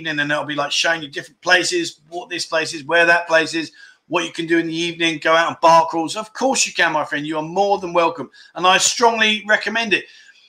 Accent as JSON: {"language": "English", "region": "Scotland", "country": "United Kingdom", "said": "No, my friend. No, I haven't had the vaccine. I'm Scottish."}